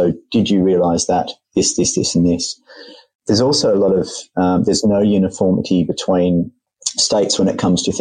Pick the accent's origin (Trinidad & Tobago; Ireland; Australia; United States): Australia; being an Australian myself